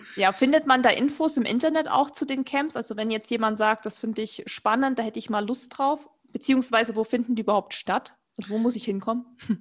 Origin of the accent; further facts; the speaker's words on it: Erzgebirge, Saxony, Germany; moved away; ich komme ja eigentlich aus dem Erzgebirge, das ist ja Mittelgebirge, wo wir früher super viel Schnee hatten